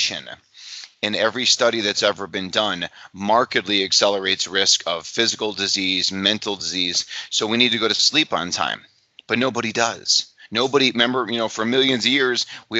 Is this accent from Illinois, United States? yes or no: yes; Illinois, United States; my home state, in Illinois, in the United States